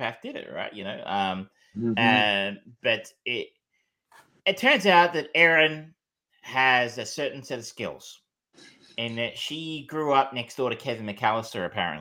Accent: Australia; being an Australian

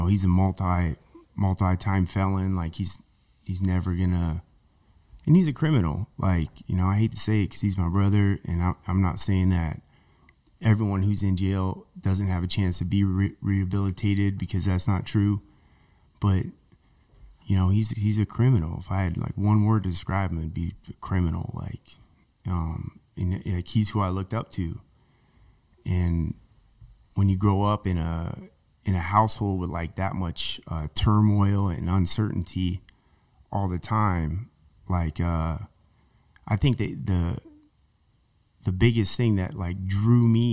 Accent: Queen Valley, Arizona, United States; I grew up in Queen Valley. I got bused into Apache Junction.

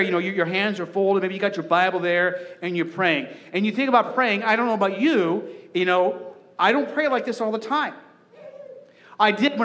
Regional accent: Arizona, United States; now in Nebraska, United States; growing up in Arizona

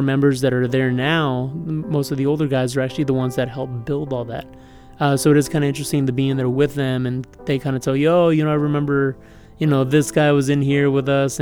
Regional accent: San Antonio, Texas, United States; I was born and raised here.

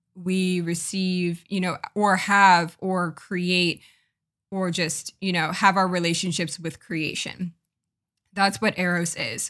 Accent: United States; I'm from America and I'm from more of a I guess, not progressive, but, like, maybe more of a liberal versus conservative part of America

